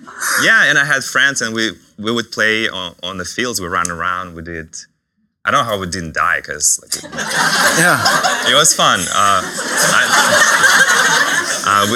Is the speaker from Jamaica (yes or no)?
no; Chuvashia, Russia; English is a second language; moved away as an adult; now in United States; I was born and raised in Russia. You'll hear my accent a lot